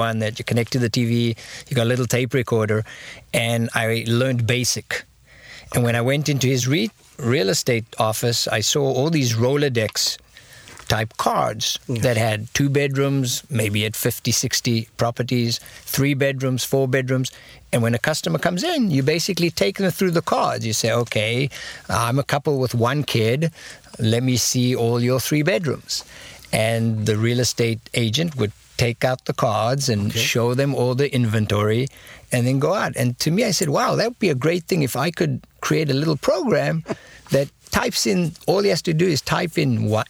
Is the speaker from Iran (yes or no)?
no; Israel; moved away as an adult; also born or lived in South Africa / Silicon Valley; I grew up the rest of my childhood in Israel, and at the age of 26, I decided to take a year sabbatical and landed up for 25 years in Silicon Valley